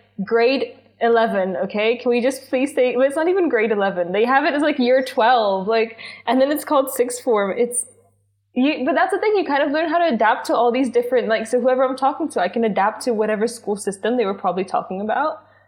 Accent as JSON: {"language": "English", "country": "Czechia", "second_language": "English", "said": "when I tell them that I'm Czech, they're like, oh, but your English is so good."}